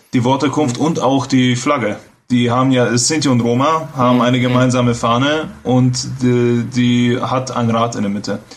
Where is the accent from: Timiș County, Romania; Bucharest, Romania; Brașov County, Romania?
Brașov County, Romania; Brașov; moved away; ich komme aus Kronstadt